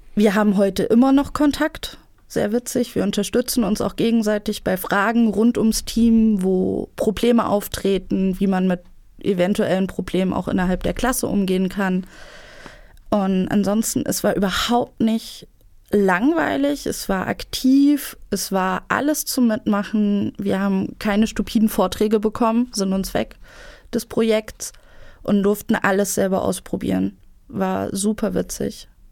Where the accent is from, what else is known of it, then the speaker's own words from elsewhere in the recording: Erfurt, Thuringia, Germany; ich bin in Erfurt aufgewachsen, studiere zurzeit hier in Erfurt Staatswissenschaften